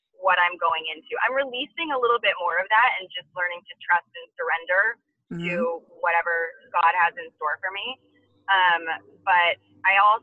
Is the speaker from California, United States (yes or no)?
yes; 2 hours outside of Los Angeles, Southern California, United States; I'm from Southern California, so even though I grew up 2 hours outside of Los Angeles